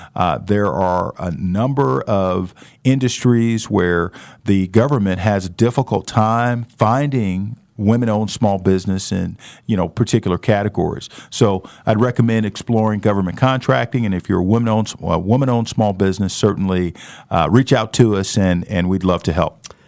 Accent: St. Louis, Missouri, United States; now in Wichita, United States; I grew up in St. Louis

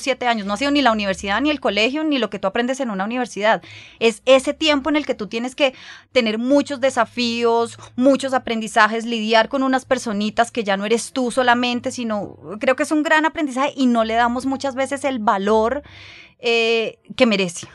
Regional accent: Colombia; moved away as an adult; cuando volvimos a Colombia, que fue hace dos años y medio

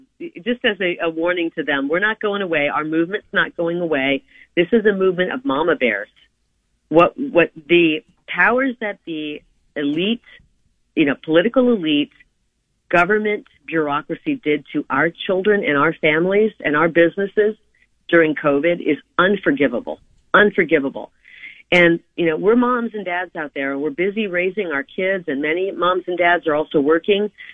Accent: Iowa, United States; now in Arizona, United States; I'm from Iowa. I was born in, I was raised in Iowa, family of nine.

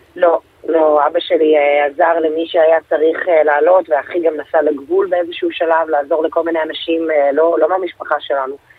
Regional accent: Bnei Brak, Tel Aviv District, Israel; לשכונה שגדלתי בה, לפרדס כץ

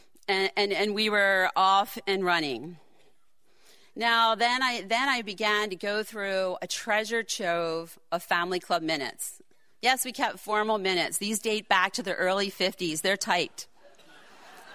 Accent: Baltimore, Maryland, United States; moved away; we all don't live in West Baltimore anymore

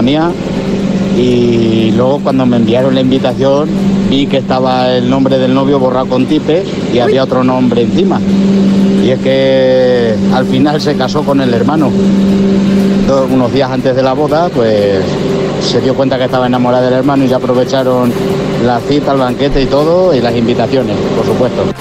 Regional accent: Mallorca, Balearic Islands, Spain; aquí en Mallorca, que soy de Mallorca

